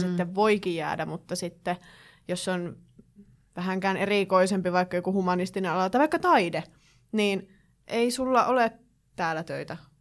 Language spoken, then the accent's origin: Finnish; Kittilä, Lapland, Finland; siis itse olen kotoisin Kittilästä ja asun siis meidän koti on Kittilän kaivoksesta kilometrin päässä